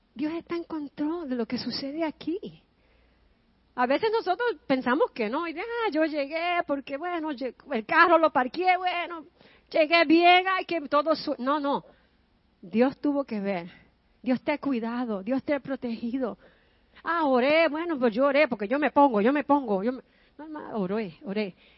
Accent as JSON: {"language": "Spanish", "town": "New York City", "region": "New York", "country": "United States", "tie": "born or raised there", "moved": "as an adult", "lives_now": "Long Island, United States", "said": "Yo no quería salir del Bronx porque yo me crié en el Bronx"}